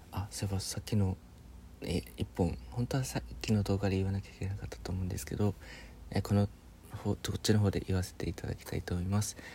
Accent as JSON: {"language": "Japanese", "region": "Fukushima", "country": "Japan", "tie": "born or raised there", "said": "僕福島県出身なんですけど"}